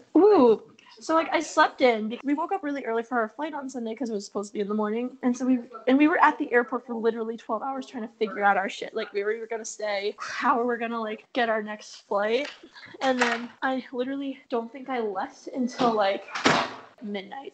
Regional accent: United States; accent: American; my American accent

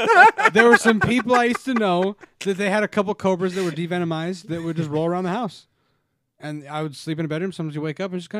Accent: Utah, United States; moved away; I grew up in Utah.

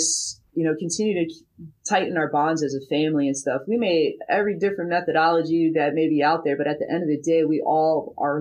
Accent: Midwest, United States; I'm from the Midwest.

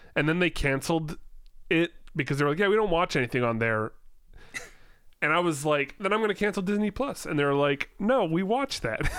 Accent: Langley, British Columbia, Canada; your hometown

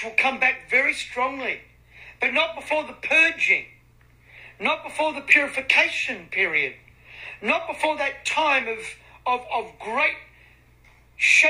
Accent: Australia; I'm from Australia

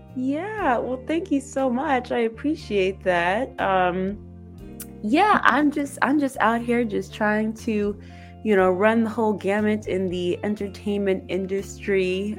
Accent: Ypsilanti, Michigan, United States; I'm from Ypsilanti, Michigan

